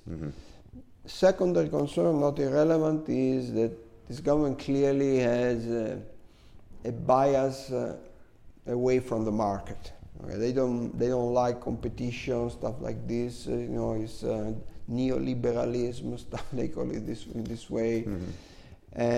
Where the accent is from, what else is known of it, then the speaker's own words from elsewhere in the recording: Cremona, Lombardy, Italy; moved away; my hometown, Cremona